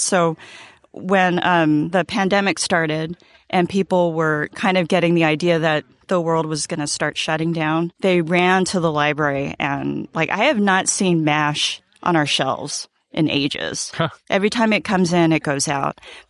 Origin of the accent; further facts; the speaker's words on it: San Diego, California, United States; I'm from San Diego.